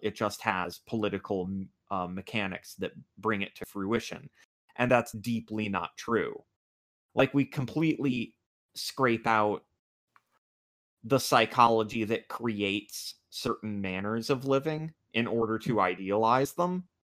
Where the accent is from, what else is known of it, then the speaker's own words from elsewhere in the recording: United States; I'm American